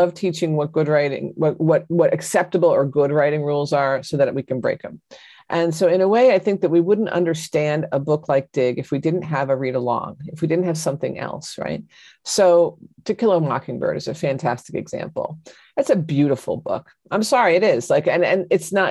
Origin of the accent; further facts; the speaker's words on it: John Updike country, Pennsylvania, United States; I come from John Updike country